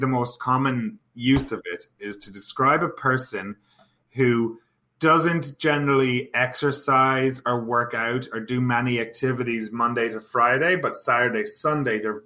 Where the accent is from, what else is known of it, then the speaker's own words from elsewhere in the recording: Ireland; moved away as an adult; also born or lived in Toronto, Canada; now in Kelowna, Canada; we're both from Ireland, both from the same town.